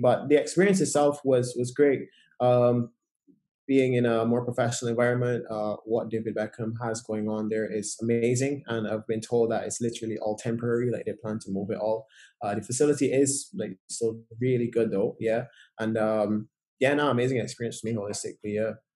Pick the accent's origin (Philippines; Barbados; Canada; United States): Barbados; growing up in Barbados